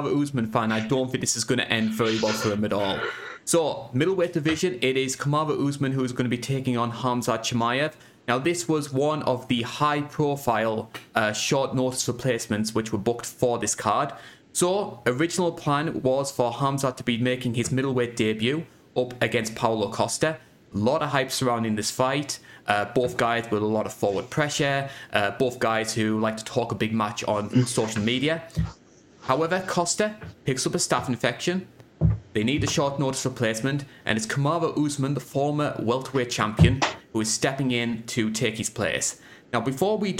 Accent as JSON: {"language": "English", "country": "United Kingdom", "said": "I'm British"}